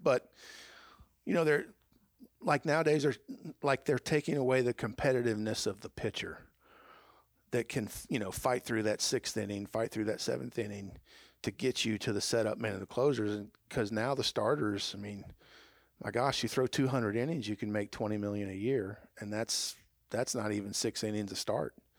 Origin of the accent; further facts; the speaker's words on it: Atlanta, Georgia, United States; that's my hometown